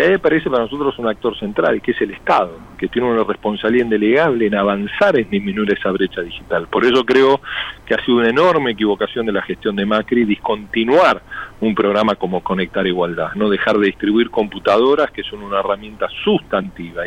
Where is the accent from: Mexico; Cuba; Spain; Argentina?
Argentina